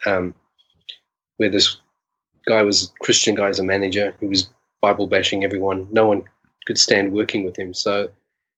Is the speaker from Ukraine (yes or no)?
no; South Africa; In South Africa, grew up in as a Jewish kid in racist apartheid South Africa